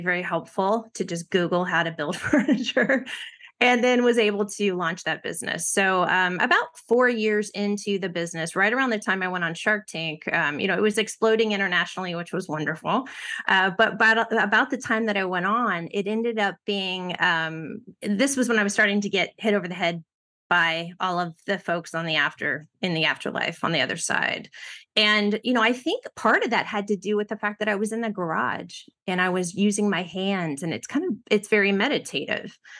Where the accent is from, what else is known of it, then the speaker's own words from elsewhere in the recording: Ohio, United States; I grew up in Ohio